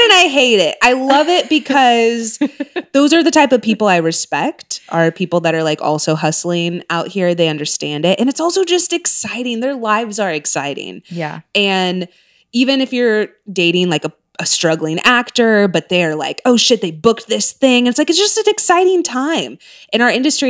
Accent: Orange County, California, United States; moved away; also born or lived in Texas / Castle Rock, Colorado; growing up in Orange County

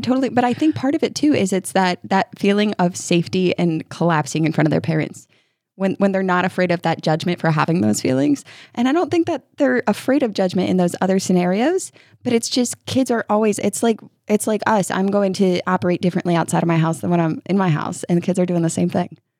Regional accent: New York, United States; moved away as an adult; now in Kentucky, United States; I grew up in New York by the Hudson

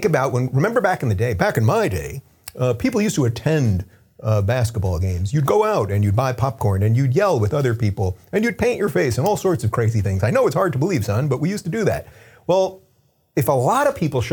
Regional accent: United States; I'm an American

